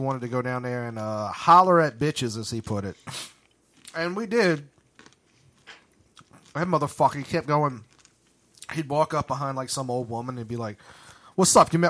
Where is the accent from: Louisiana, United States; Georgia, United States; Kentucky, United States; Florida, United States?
Louisiana, United States; New Orleans; I'm from New Orleans, motherfucker. I ain't from... Nigga, I ain't from no farmhouse, nigga.